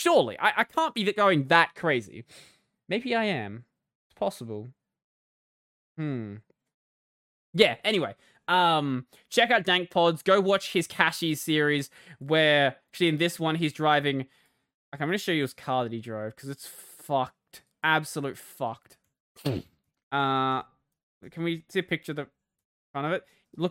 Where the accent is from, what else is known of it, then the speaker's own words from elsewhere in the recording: Australia; accent: Australian; My accent is kind of a mess, because I, like, grew up in rural Australia and in the suburbs, like, half my life. So my accent is, like, this mash between the two, and it's, like, somewhere in the middle.